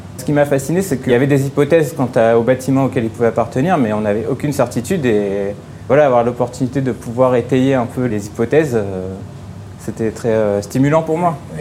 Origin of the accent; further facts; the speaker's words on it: Paris, Île-de-France, France; je suis parisien, je suis passionné d'archéologie parisienne